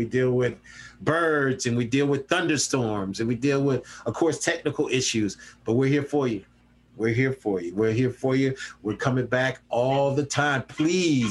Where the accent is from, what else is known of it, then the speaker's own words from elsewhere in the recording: Columbia, South Carolina, United States; the lovely people of 29203. That's where I grew up